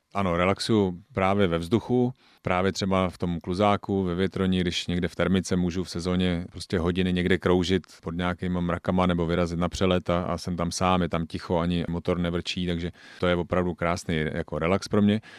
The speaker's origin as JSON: {"language": "Czech", "town": "Sezimovo Ústí", "region": "South Bohemian Region", "country": "Czechia", "tie": "born or raised there", "also_born_or_lived": "Dvůr Králové nad Labem / Tábor", "said": "Já jsem vyrůstal v Sezimově Ústí, teďka bydlím v Táboře"}